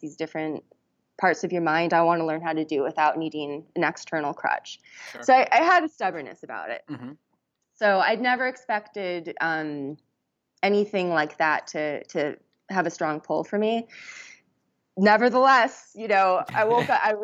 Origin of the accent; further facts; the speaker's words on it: Washington, United States; I found a very small retreat center that was in my home state, in my state of Washington